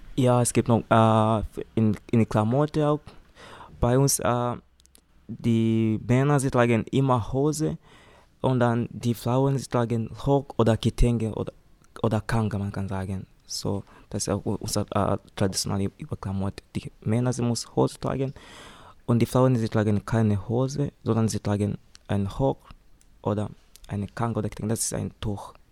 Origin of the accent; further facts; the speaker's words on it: Tanzania; German is a second language; moved away as an adult; now in Metzingen, Germany; ich komme aus Tansania und ich wohne in Metzingen.